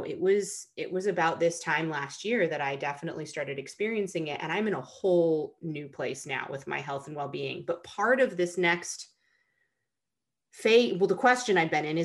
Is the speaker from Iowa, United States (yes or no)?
no; Rochester, New York, United States; moved away as an adult; I grew up in Rochester, New York, right on the shores of Lake Ontario.